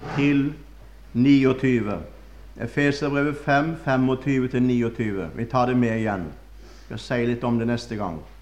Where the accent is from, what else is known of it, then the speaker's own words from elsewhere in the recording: Førde, Vestland, Norway; moved away; Da var jeg hjemme i Førde